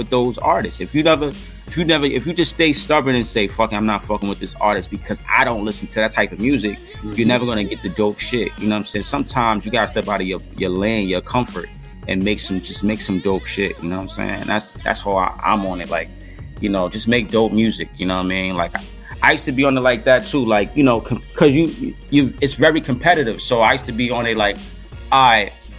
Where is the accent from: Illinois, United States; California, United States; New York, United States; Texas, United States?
New York, United States; New York City; I'm from Harlem